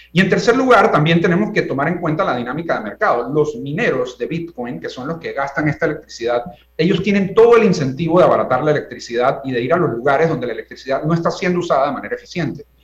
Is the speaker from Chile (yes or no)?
no; Panama; yo como panameño de una nueva generación